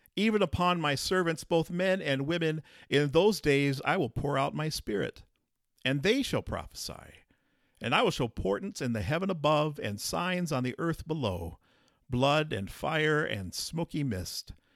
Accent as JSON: {"language": "English", "region": "southeastern South Dakota", "country": "United States", "tie": "born or raised there", "lives_now": "Colton, United States", "said": "I grew up in a small town in southeastern South Dakota"}